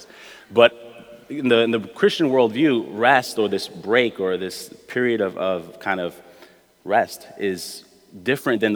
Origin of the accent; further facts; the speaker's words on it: New York City, New York, United States; I grew up in Brooklyn my whole life